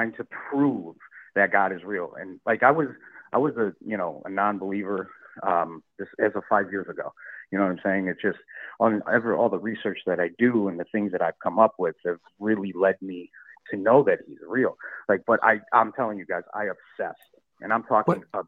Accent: Chicago, Illinois, United States; I'm from Chicago too, so I went to St. Lawrence High School

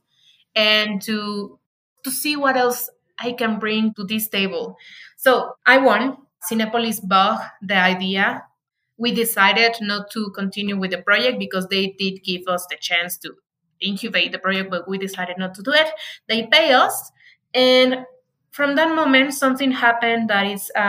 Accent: Morelia, Michoacán, Mexico; English is a second language; now in Mexico City, Mexico; my hometown, that is Morelia, Michoacan

